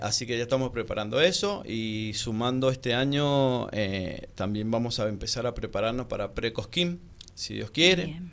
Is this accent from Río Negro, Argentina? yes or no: no; San Rafael, Mendoza, Argentina; somos de San Rafael